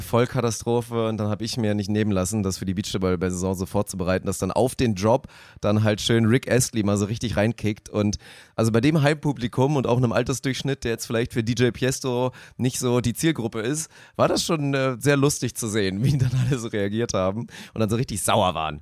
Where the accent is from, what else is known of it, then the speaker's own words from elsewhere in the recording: Lower Saxony, Germany; Das einzige Privileg aus Niedersachsen zu kommen, dass man akzentfrei Deutsch sprechen